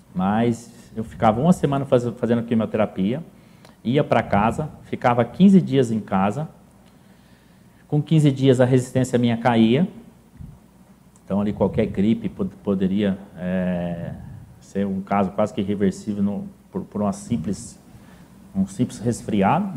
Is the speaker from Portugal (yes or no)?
no; Paraíso, Brazil; eu, até meus 18 anos sempre morei no sítio, sempre, ainda, né, até hoje, a, a gente tem esse lastro, né, o ganho, o principal ganho de vida nosso hoje ainda vem do, do setor agrícola. Mas eu sou natural de Paraíso